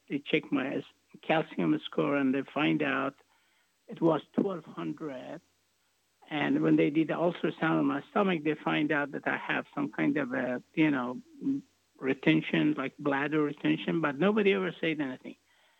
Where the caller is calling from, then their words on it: Texas, United States; I'm calling from Texas, and I do have, I'm 65 years old